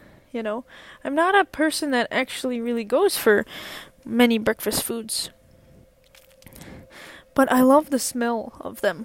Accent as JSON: {"language": "English", "region": "Minnesota", "country": "United States", "said": "as a Minnesotan"}